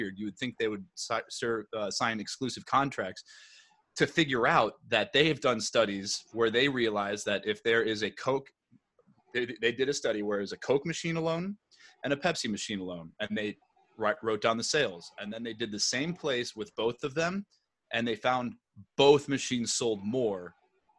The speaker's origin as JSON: {"language": "English", "town": "Plymouth", "region": "Minnesota", "country": "United States", "tie": "born or raised there", "said": "I grew up in Minnesota, a town called Plymouth. It's about 15 minutes west of Minneapolis."}